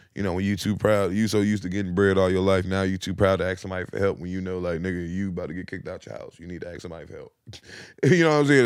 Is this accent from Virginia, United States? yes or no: yes; Virginia, United States; I'm from Virginia